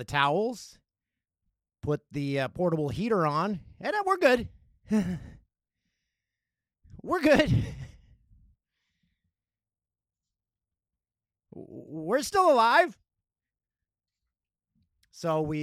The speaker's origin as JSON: {"language": "English", "town": "Peterborough", "region": "Ontario", "country": "Canada", "tie": "born or raised there", "said": "my hometown of Peterborough, Ontario."}